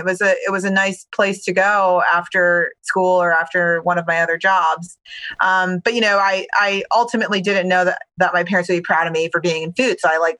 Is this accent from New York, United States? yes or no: no; Baltimore, Maryland, United States; So I grew up in Baltimore, Maryland. Actually, you know, a child of immigrants.